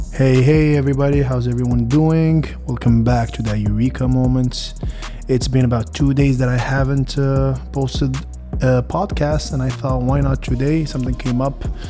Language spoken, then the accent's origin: English; Morocco; also born or lived in United States; I am Moroccan. I grew up in Morocco for a good fifteen, sixteen years of my life.